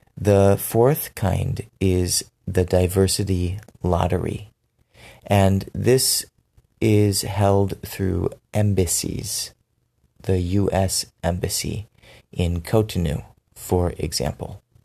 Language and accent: English; United States; also born or lived in Benin; I'm American, but I lived in Benin for two years